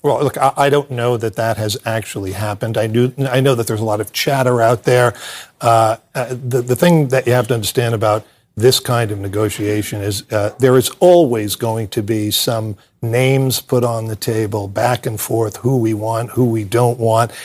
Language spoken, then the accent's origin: English; United States; I am a patriotic American